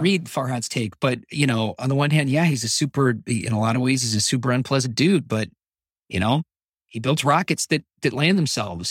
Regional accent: United States; speaking as an American

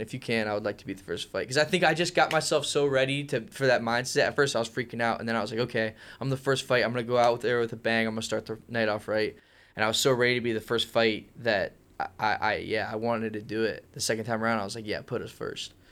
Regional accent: Ohio, United States; I enjoyed growing up here. Uh, I went to Jackson High School, which is kinda close to Canton area.

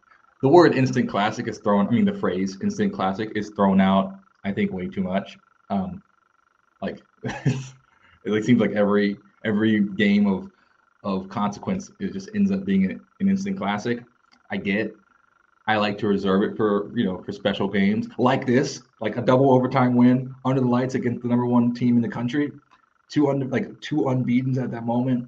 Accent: San Antonio, Texas, United States; I was working on the All-American game in San Antonio, my hometown

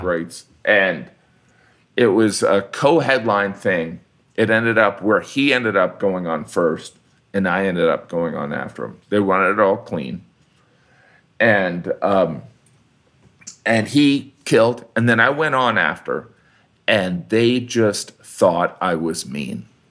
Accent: Indiana, United States; I'm from the Midwest, which I am

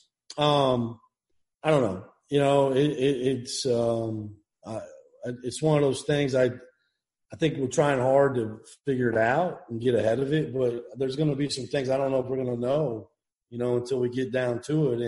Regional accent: Iowa, United States; moved away; I grew up in Iowa, Hawkeye

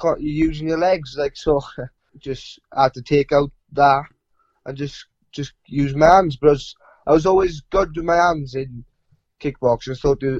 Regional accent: the Rhondda, South Wales, United Kingdom; I'm 19 years of age. I'm from the Rhondda in South Wales.

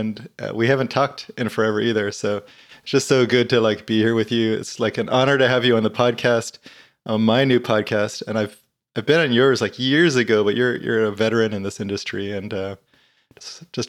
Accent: Guam; You know, I grew up in Guam, the little island

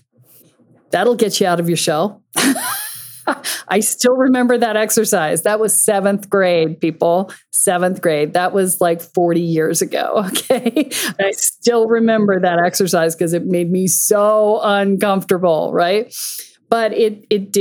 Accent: the South, United States; I grew up a lot in the South

